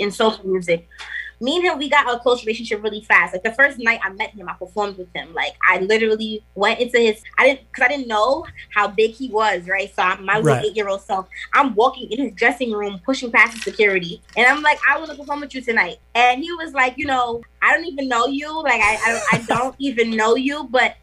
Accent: New York City, New York, United States; also born or lived in Trinidad and Tobago; I was born in New York. So it's like that authenticity is there on both ends. I'm fully invested in my culture. Damn near grew up in Trinidad. And then it's like I'm from Brooklyn

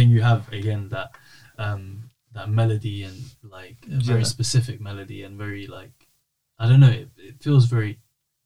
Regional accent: United Kingdom; being British and being born and raised in this place

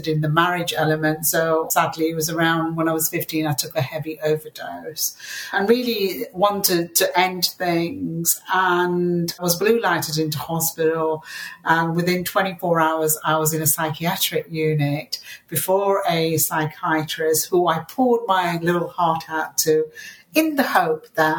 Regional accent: Yorkshire and the Humber, United Kingdom; English is a second language; they landed in a South Yorkshire mining town, and we were the only Asian Muslim family there for miles around

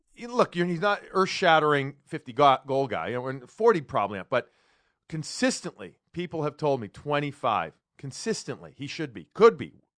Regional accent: Chicago, Illinois, United States; now in Boston, United States; I grew up in Chicago

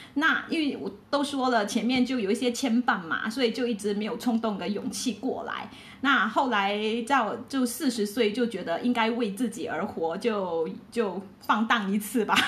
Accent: Malaysia; 我是来自马来西亚的

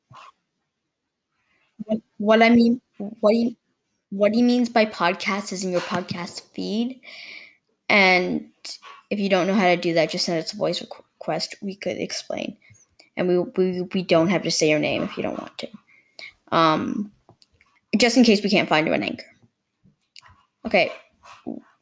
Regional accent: Canada; I'm Canadian

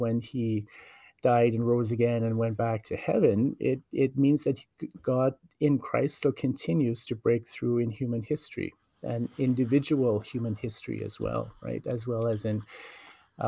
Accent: Norway House, Manitoba, Canada; moved away as an adult; also born or lived in Winnipeg; northern Manitoba, which is where I come from. I'm Cree, and I'm First Nation from the Norhouse Cree Nation. And so I was raised there

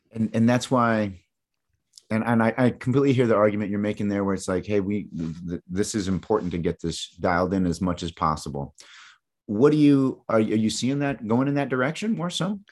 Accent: East Lansing, Michigan, United States; moved away; Growing up in Michigan, man, I was right in mid-Michigan, right where Mi-, East Lansing, where Michigan State is.

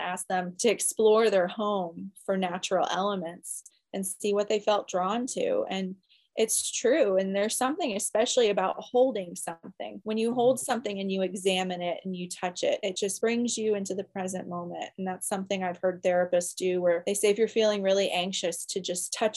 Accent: Florida, United States; I grew up in Florida near the ocean.

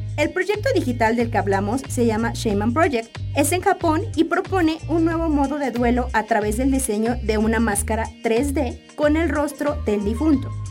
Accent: Mexico; Como mexicanos

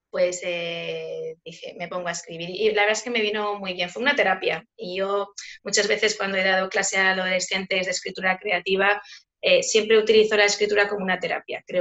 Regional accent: Spain; soy una escritora española.

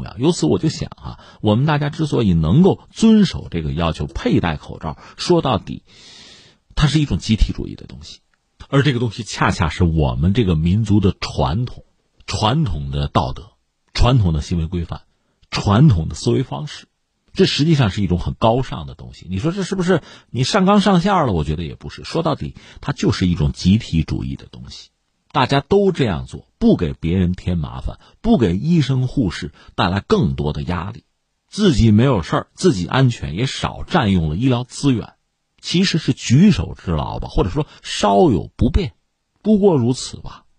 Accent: China; 这难道是我们中国人发明的吗？

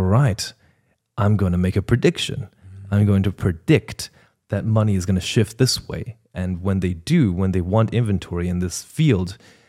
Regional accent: Ireland; also born or lived in China; First of all, I'm Chinese-Irish. I'm from China and Ireland. I'm Irish by nationality. I immigrated.

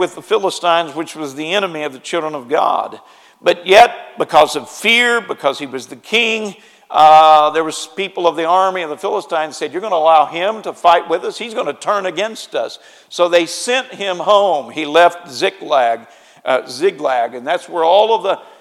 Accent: Springfield, Missouri, United States; moved away; my raising place where I grew up is in Springfield, Missouri.

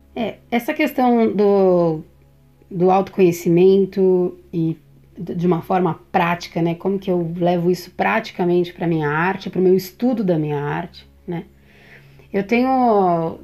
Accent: São Paulo, Brazil; eu nasci, eu sou de São Paulo

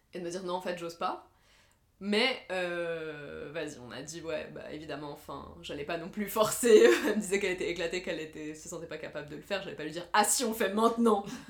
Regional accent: Lebanon; moved away; j'ai grandi au Liban

